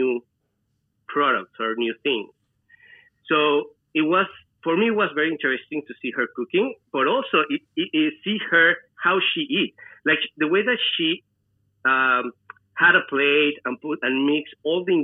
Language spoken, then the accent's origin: English; Celaya, Guanajuato, Mexico; moved away as an adult; also born or lived in New York; I'm originally from Mexico, from a small town. It's called Celaya in the state of Guanajuato. That is where I grew up. I was raised there.